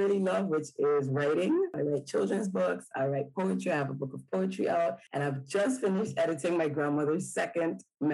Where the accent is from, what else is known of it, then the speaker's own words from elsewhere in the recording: Caribbean Netherlands; moved away; also born or lived in Curaçao / Sint Maarten / North Carolina, United States / Netherlands; born and raised on Sabre.